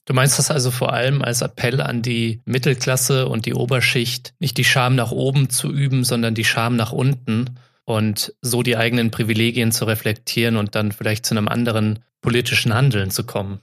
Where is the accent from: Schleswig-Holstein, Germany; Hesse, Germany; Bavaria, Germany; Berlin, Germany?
Hesse, Germany; Offenbach; ich komme aus Offenbach, das liegt bei Frankfurt in Hessen